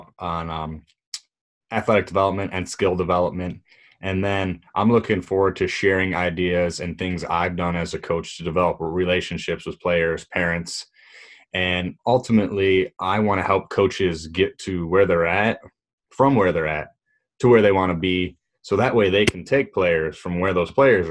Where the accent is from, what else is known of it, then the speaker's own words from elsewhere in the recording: Williamston, Michigan, United States; also born or lived in Caseville, Michigan; I grew up in Williamson, Michigan.